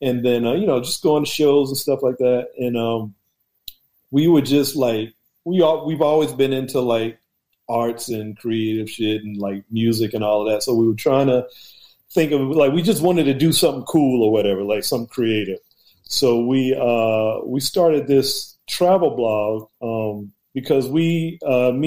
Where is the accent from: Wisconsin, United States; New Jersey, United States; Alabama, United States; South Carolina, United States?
South Carolina, United States; Charleston; moved away as an adult; now in Washington, D.C. area, United States; Born and raised in Charleston, South Carolina.